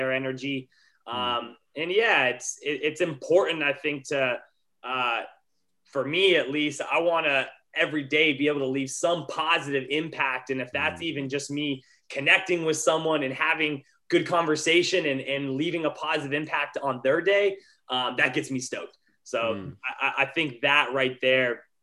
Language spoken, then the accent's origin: English; Montana, United States; also born or lived in Colorado; now in Los Angeles, United States; I'm originally from Montana, so I grew up as a competitive skier